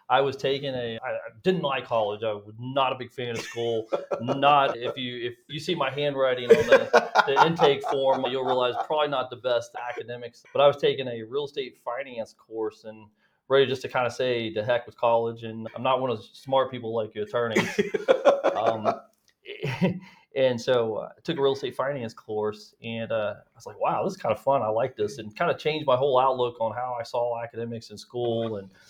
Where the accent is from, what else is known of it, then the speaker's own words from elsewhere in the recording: Texas, United States; also born or lived in California; So originally, I was born in California. My father was military and spent most of my childhood growing up in Texas, West Texas, or Dallas, and spent a lot of summers out in West Texas.